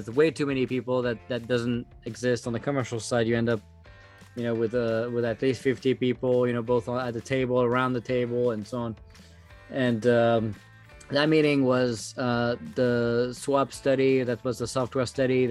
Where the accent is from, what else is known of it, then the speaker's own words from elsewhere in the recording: France; English is a second language; moved away as an adult; now in United States; I started back in France, as you can tell with my accent.